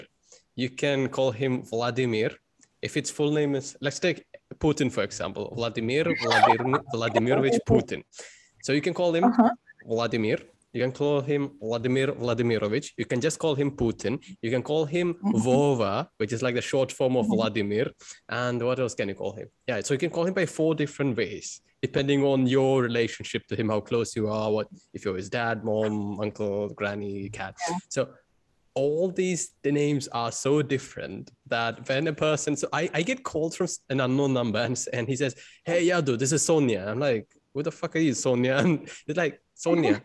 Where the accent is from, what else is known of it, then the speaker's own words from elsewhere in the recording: Kochi, Kerala, India; now in Russia; I'm like a Kochi for life person. I'm like, I'm from Kochi before I'm from India